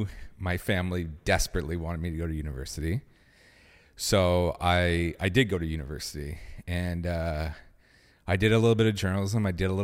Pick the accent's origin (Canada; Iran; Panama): Canada; Ottawa, Ontario; I was born and raised here